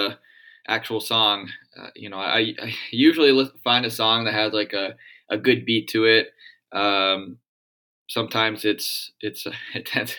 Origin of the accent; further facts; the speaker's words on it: outside of Boston, Massachusetts, United States; now in Chicago, United States; growing up outside of Boston, I understand and can deal with the cold weather